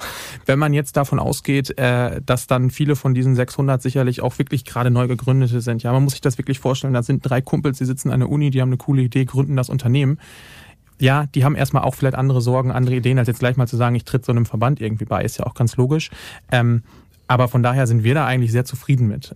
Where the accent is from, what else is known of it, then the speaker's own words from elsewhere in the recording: western Lower Saxony, Germany; moved away; als gebürtiger Westniedersachse